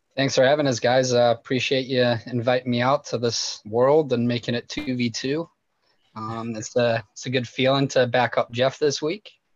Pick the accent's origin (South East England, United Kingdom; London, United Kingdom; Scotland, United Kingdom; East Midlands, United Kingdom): Scotland, United Kingdom; now in United States; as a Scottish football fan